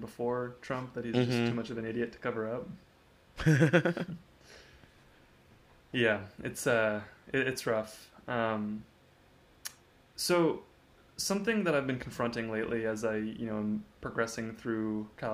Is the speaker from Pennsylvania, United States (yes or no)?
no; a town near Dallas, Texas, United States; moved away as an adult; now in Austin, United States; it's a town of like 200,000 people, so it's not like a huge thing. We're near Dallas